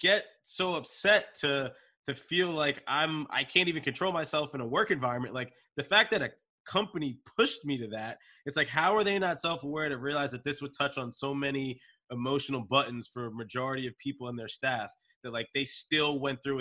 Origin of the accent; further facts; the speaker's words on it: Wilmington, Delaware, United States; That's where I grew up in Wilmington